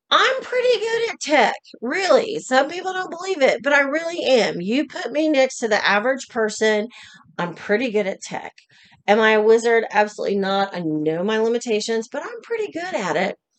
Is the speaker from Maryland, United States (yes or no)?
no; Oklahoma, United States; I was born and raised in Oklahoma.